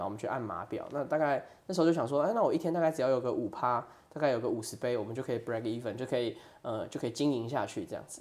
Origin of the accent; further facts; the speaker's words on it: Toufen, Miaoli County, Taiwan; also born or lived in Tianmu, Taipei; 之前是在台北担任工程师的部分。嗯，对，其实我小时候是在台北天母出生的，然后哦。对，爸爸妈妈以前也是在台北工作，对啊，那现在就是我的家人叔叔啊、姑姑甚至阿婆还下面也是住在台北。那我之前是，呃，会回来，头份算是我们的老家哦，对，然后我大概是在小学的时候，就是在，在从小时候就回来头份这样子